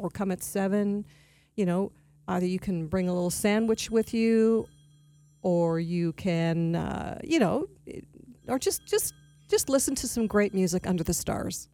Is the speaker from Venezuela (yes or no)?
no; Toronto, Ontario, Canada; moved away as an adult; also born or lived in Montreal; now in Palm Beach County, United States; I am a native Torontonian, so I'm from Canada